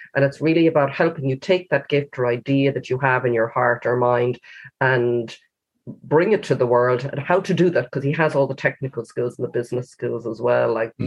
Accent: Galway, Connacht, Ireland; I picked my hometown as the place

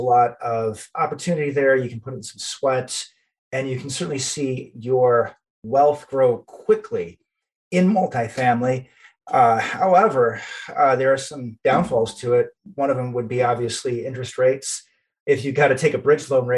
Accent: a little bit north of Detroit, Michigan, United States; I'm from the Midwest. I grew up in, and I'm still in Michigan, a little bit north of Detroit

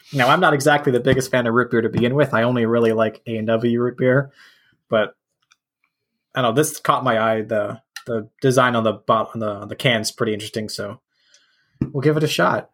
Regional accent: Canada; as a Canadian

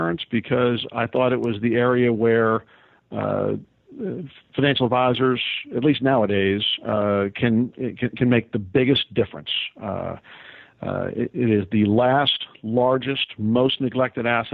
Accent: Northeast, United States; moved away as an adult; now in Tampa, United States; born and raised in the Northeast

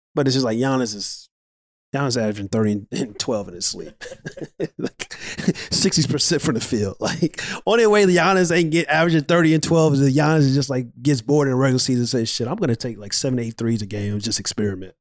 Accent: St. Louis, Missouri, United States; I'm from Saint Louis.

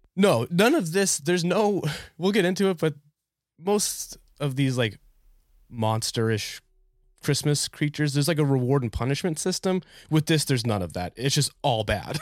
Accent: New Hampshire, United States; now in Philadelphia, United States; I'm originally from New Hampshire, so we got all four seasons, and then we moved to Philly

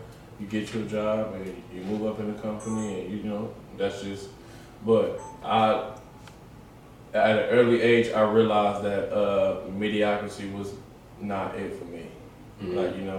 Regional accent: Cleveland, Ohio, United States; Cleveland is home, you know, that's my home. That's everything that I am is because of Cleveland.

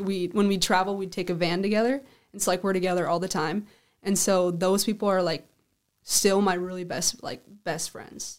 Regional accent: Sioux Falls, South Dakota, United States; I'm from Sioux Falls, South Dakota. I lived on the east side

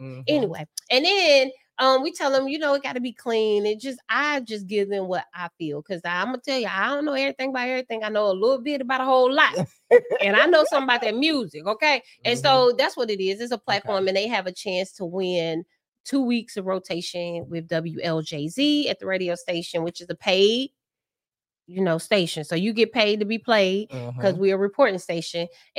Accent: Virginia, United States; also born or lived in Nuremberg, Germany / North Carolina; But I was born in Germany, Nuremberg, and then I moved to North Carolina for a little bit. Then I really grew up in Virginia.

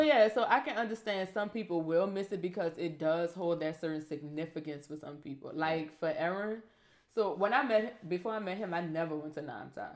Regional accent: the South, United States; I'm from the South

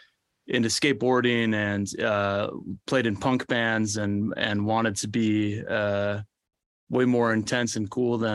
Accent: Orlando, Florida, United States; I grew up right outside Orlando, Florida, and have three siblings, two great parents.

